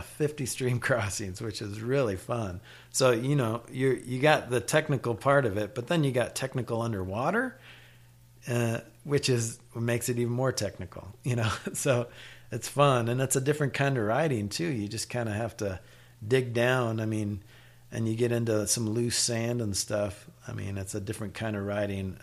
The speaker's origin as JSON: {"language": "English", "region": "Iowa", "country": "United States", "tie": "born or raised there", "moved": "yes", "said": "I grew up in Iowa"}